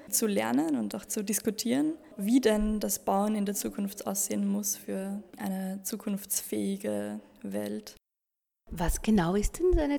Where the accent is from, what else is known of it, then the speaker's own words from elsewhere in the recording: Lower Austria, Austria; ich komme aus Niederösterreich und studiere Architektur an der TU Wien.